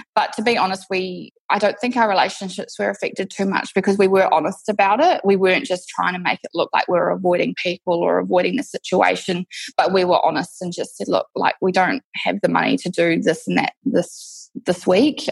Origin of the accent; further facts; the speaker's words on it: New Zealand; moved away as an adult; now in Perth, Australia; I'm actually from New Zealand originally. I moved to Perth, Western Australia, six years ago.